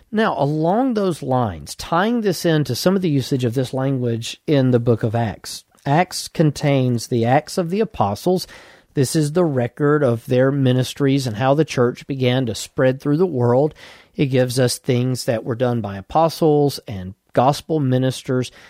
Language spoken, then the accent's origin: English; United States; as American Christians